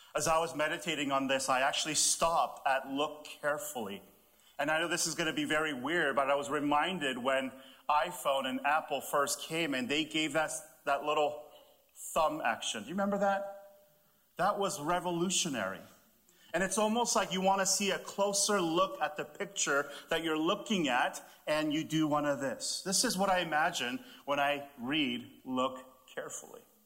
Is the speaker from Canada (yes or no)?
yes; Canada; also born or lived in Texas; I'm, I'm from Canada